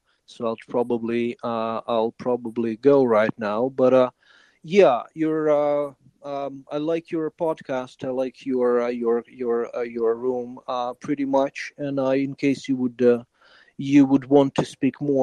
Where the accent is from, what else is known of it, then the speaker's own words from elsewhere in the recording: Kyiv, Ukraine; We went to Kiev, my hometown